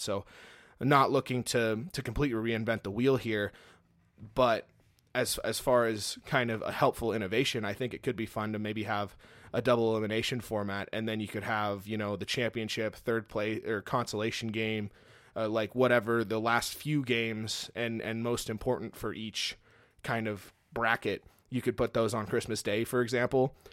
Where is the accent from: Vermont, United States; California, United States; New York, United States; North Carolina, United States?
California, United States; Fresno; now in Montana, United States; we grew up in California, originally from the Fresno area down in California. That's where I'm originally from